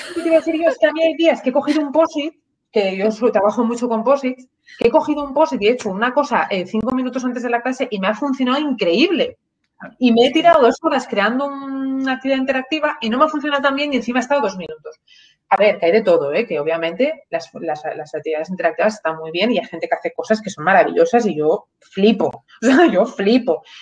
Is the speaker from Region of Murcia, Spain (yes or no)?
no; Asturias, Spain; moved away as an adult; also born or lived in León / Málaga / London, United Kingdom; me crié, pues soy asturiana, mi madre trabaja en el Parque Nacional de los Picos de Europa